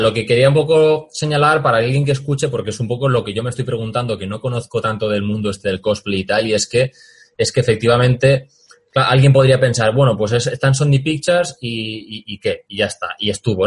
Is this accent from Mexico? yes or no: no; Valencia, Valencian Community, Spain; Yo soy de Valencia